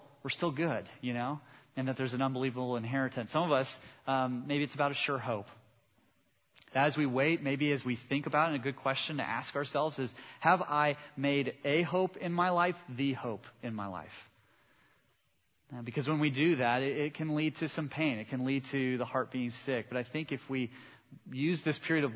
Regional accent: Southern California, United States; I grew up in Southern California

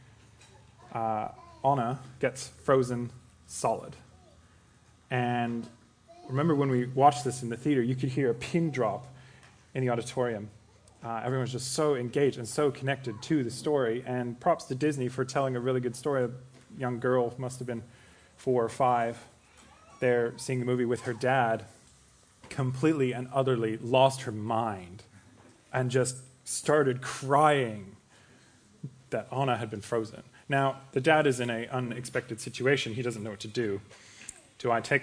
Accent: Canada; accent: Canadian; now in Australia; if you haven't guessed my quirky accent, I'm Canadian.

